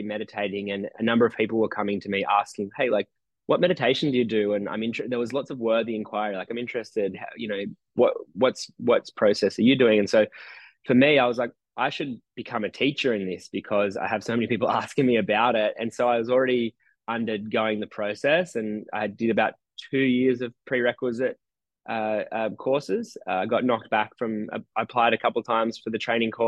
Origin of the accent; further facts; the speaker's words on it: Nowra, New South Wales, Australia; moved away as an adult; also born or lived in New York; now in Nowra, Australia; my hometown of Nowra on the south coast of New South